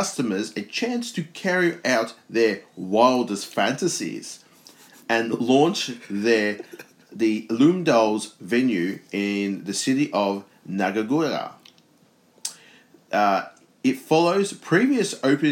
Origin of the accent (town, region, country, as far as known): Australia